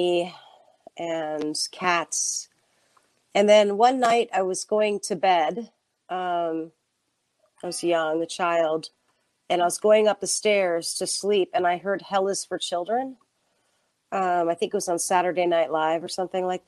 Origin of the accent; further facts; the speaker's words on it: Nashville, Tennessee, United States; I'm from Nashville, Tennessee